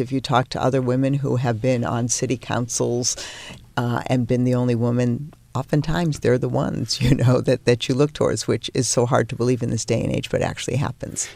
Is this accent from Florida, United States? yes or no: no; Peabody, Massachusetts, United States; moved away; I grew up in a town in Massachusetts called Peabody.